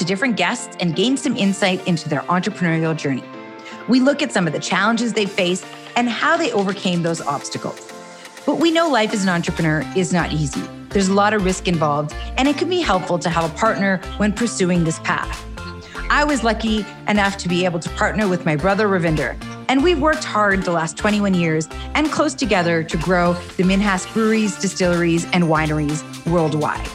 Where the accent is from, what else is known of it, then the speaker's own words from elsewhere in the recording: Calgary, Alberta, Canada; I'm born and raised in Calgary and I still live here